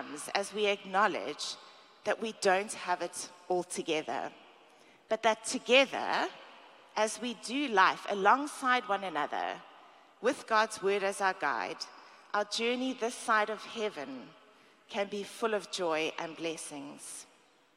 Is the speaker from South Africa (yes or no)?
yes; South Africa; now in United States; I'm from South Africa.